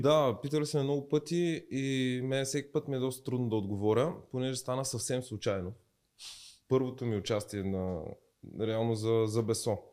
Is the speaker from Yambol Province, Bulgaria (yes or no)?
no; Dobrich, Dobrich Province, Bulgaria; moved away as an adult; also born or lived in Varna; now in Sofia, Bulgaria; аз съм от Добрич